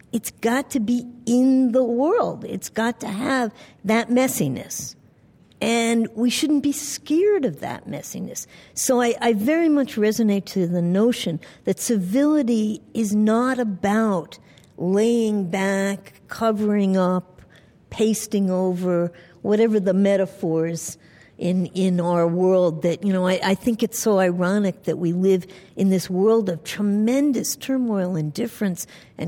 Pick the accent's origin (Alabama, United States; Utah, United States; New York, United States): New York, United States; New York City; I grew up in New York City